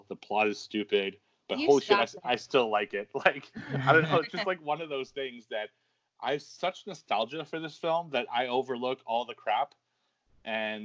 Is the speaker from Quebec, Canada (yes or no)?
yes; Quebec, Canada; I grew up in Quebec, which is where French Canadians live. And as half French Canadian